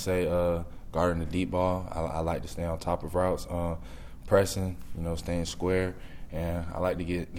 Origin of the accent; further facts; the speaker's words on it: Orlando, Florida, United States; also born or lived in Nebraska; now in Tampa, United States; I'm from Orlando, so just being able to let my mom and my family, you know, just see me play every game.